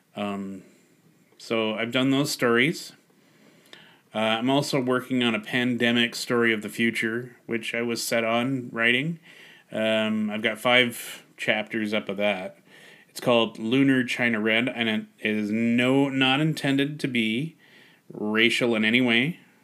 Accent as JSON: {"language": "English", "country": "Canada", "said": "I'm Canadian first and foremost."}